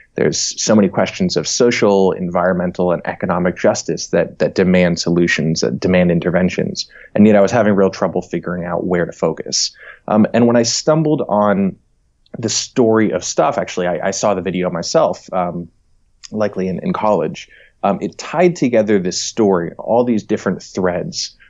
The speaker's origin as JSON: {"language": "English", "region": "New Hampshire", "country": "United States", "tie": "born or raised there", "also_born_or_lived": "New York City", "moved": "as an adult", "lives_now": "Berkeley, United States", "said": "I'm originally from the East Coast, from New England. Uh, grew up in New Hampshire"}